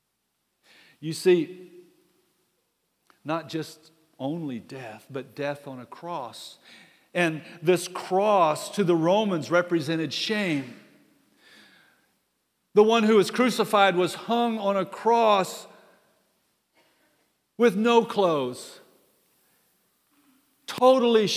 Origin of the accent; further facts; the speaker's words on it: United States; I'm an American